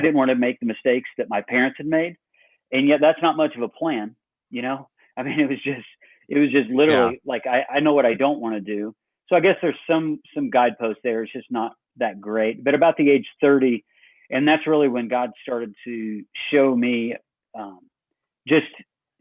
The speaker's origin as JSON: {"language": "English", "region": "Illinois", "country": "United States", "moved": "yes", "lives_now": "Dublin, Georgia, United States", "said": "originally I'm from Illinois"}